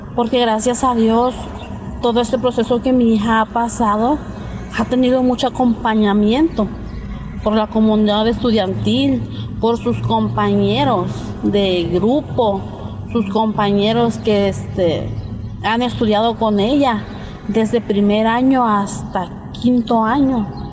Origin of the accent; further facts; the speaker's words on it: San José Manialtepec, Oaxaca, Mexico; soy originaria de la comunidad de San José Manialtepec, Villa de Tututepec de Melchor Ocampo